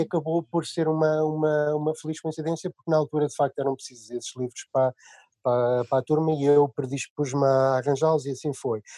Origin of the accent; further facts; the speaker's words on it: Leiria, Leiria District, Portugal; por acaso somos de Leiria